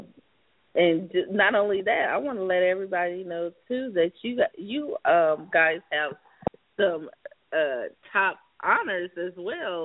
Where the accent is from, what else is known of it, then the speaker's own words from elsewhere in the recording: South Carolina, United States; now in Los Angeles, United States; I'm from South Carolina originally.